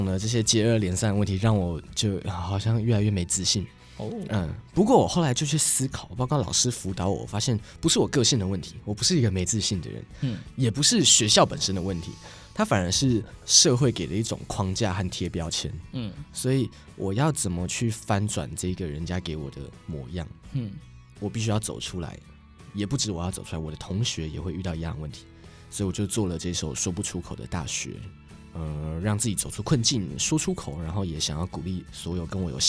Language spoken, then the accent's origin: Chinese; Yilan County, Taiwan; 我也是宜兰人